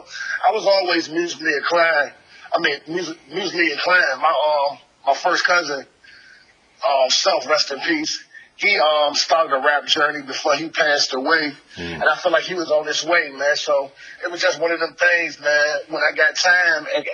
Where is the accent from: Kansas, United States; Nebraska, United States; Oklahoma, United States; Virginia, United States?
Virginia, United States; Newport News; I'm from Newport News, Virginia, but you know, Newport News and Hampton is like one big city